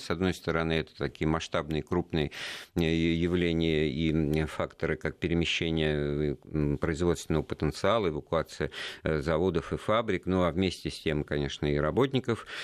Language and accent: Russian; Moscow, Russia; мы вот как коренные москвичи